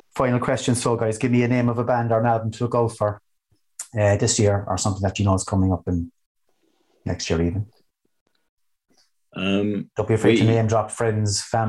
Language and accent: English; Cork, Munster, Ireland; coming to my hometown